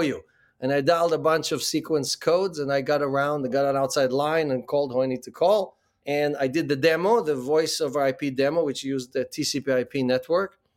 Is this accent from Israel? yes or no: yes; Israel; moved away as an adult; also born or lived in Ukraine; now in New York, United States; Born in the Ukraine, grew up in Israel, and, uh, after the military, uh, came to the U S.